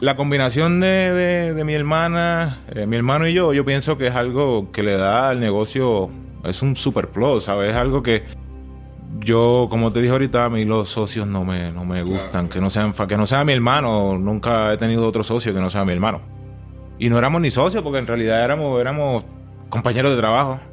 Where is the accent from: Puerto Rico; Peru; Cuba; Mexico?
Puerto Rico; Juncos; moved away as an adult; also born or lived in Humacao, Puerto Rico; now in Tucson, United States; Yo nací en Humacao, Humacao, Puerto Rico.